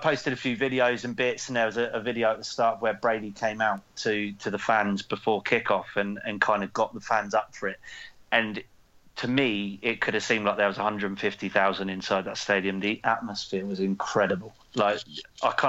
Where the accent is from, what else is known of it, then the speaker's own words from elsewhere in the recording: England, United Kingdom; as an Englishman